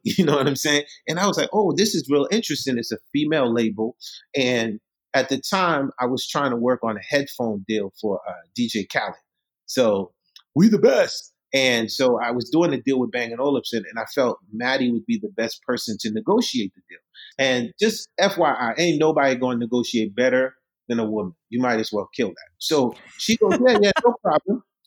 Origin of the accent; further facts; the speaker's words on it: New York City, New York, United States; English is a second language; also born or lived in Haiti; I left Haiti when I was 10 years old. I came to Brooklyn. I grew up in Marlboro Projects, Coney Island